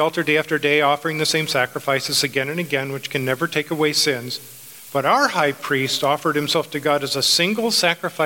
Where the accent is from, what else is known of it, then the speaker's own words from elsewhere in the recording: United States; we as American Christians